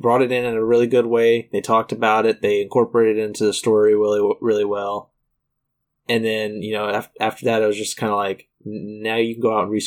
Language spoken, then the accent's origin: English; United States; I'm ignorant American